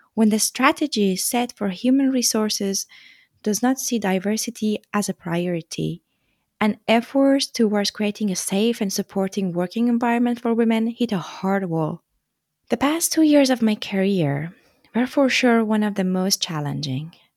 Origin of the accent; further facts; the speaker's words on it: Tehran, Tehran Province, Iran; moved away as an adult; also born or lived in France; I come from Iran, from the capital city, Tehran. I lived there almost all my life until two thousand twelve, when I left to continue my studies abroad